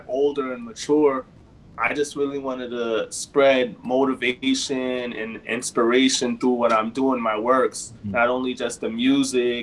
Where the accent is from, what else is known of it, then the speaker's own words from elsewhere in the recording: New York City, New York, United States; also born or lived in Jamaica (mother's side); now in El Paso, United States; I grew up in New York City, man, originally